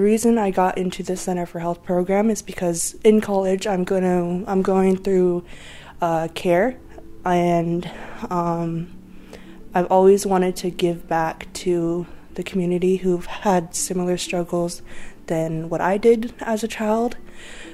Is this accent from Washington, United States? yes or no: yes; Lummi, Washington, United States; I'm from Lummi, but I'm also Canadian, Blackfoot, and Filipino.